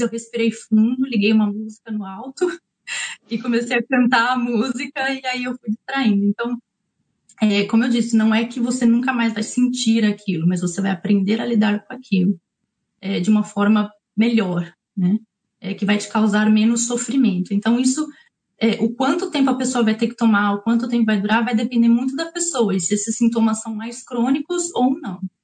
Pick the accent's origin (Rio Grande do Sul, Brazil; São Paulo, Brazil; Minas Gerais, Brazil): São Paulo, Brazil; moved away as an adult; now in New Zealand; Eu sou de São Paulo